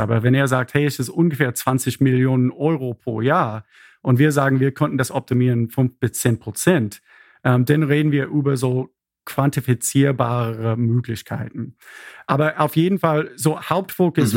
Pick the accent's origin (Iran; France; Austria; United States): United States; Nashville, Tennessee; German is a second language; moved away as an adult; also born or lived in Berlin; now in Freiburg, Germany; Ich bin ursprünglich aus Amerika, aus Nashville, Tennessee